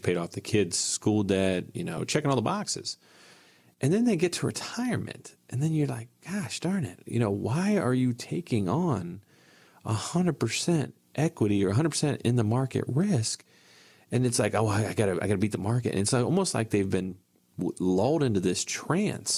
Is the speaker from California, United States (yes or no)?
no; Ohio, United States; where I grew up in Ohio